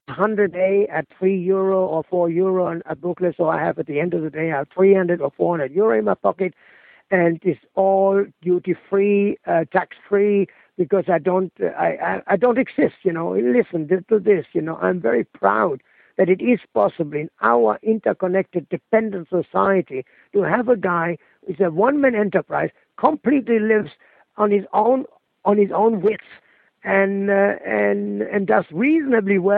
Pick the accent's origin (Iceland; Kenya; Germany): Germany; moved away as an adult; never been back in my hometown, although I've been back in Germany now